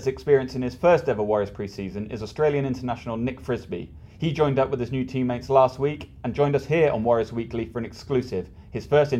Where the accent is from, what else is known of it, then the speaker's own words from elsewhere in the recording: Glasgow, Scotland, United Kingdom; accent: thick Glaswegian; You might recognise my thick Glaswegian accent from Glasgow Warriors TV